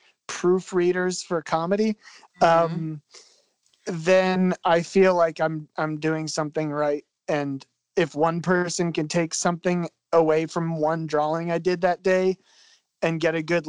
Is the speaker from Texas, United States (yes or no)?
no; Philadelphia, Pennsylvania, United States; I'm from Philadelphia